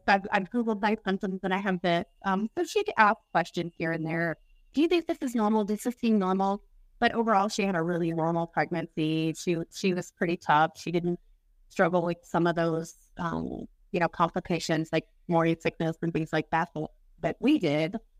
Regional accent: Kansas City, Missouri, United States; From Kansas City, Missouri

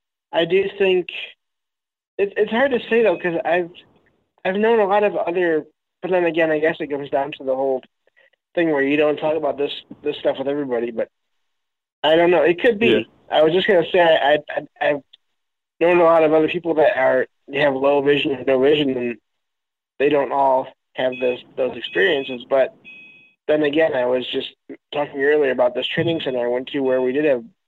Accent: Michigan, United States

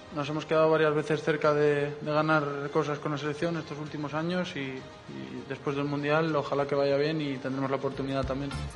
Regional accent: Spain; como españoles

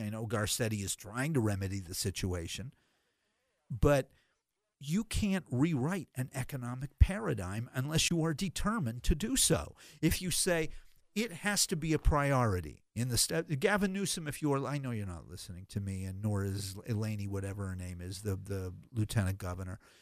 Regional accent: Massachusetts, United States; moved away as an adult; now in Los Angeles, United States; I was born and raised in Massachusetts.

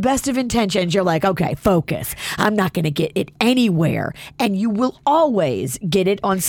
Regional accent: the South, United States; I was raised in the South.

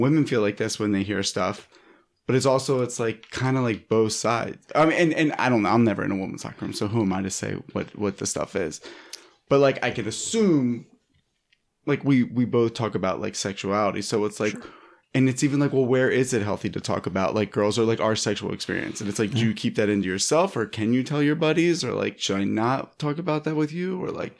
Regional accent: East Coast, United States; now in Los Angeles, United States; and I'm from the East Coast and I live in LA now

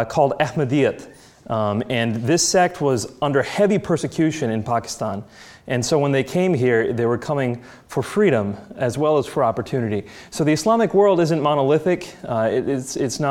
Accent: United States; I was born and raised in the United States

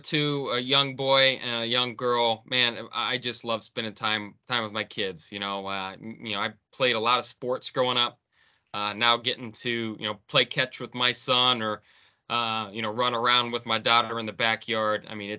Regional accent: Akron, Ohio, United States; So, I grew up in Akron, Ohio, playing a lot of basketball.

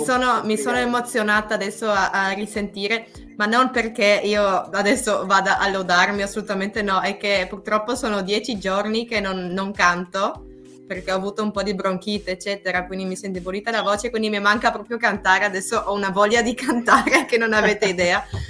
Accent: Trieste, Friuli-Venezia Giulia, Italy; io sono di Trieste

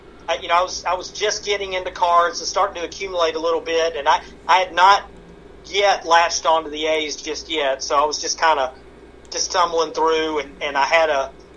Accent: the South, United States; growing up in the South

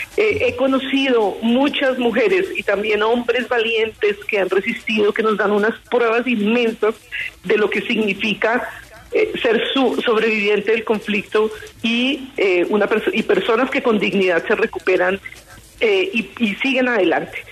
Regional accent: Colombia; como ciudadana colombiana

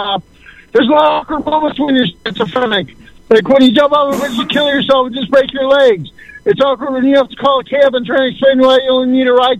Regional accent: Cleveland, Ohio, United States; I'm from Cleveland, Ohio.

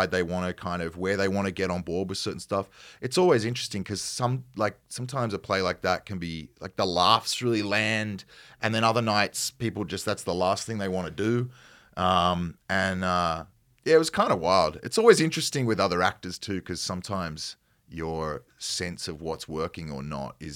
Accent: Australia; accent: Australian; perhaps not as broad as my accent might get uh-huh. from an Australian standpoint

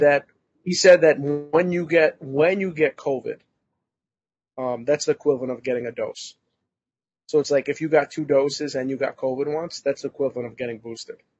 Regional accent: New York, United States; as a New Yorker

